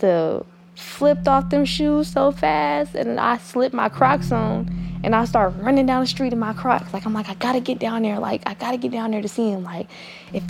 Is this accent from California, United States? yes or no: yes; Oakland, California, United States; I'm from East Oakland, California.